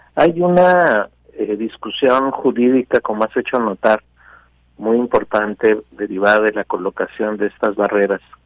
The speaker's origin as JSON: {"language": "Spanish", "country": "Mexico", "said": "somos nosotros los mexicanos"}